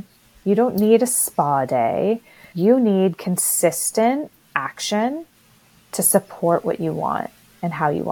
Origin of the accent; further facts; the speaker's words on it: Canada; I'm Canadian. You probably all could tell by my accent